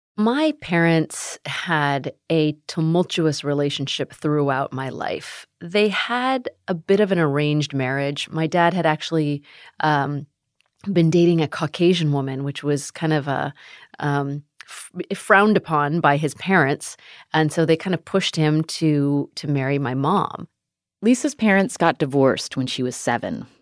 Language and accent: English; United States; also born or lived in Sacramento, California; being Asian American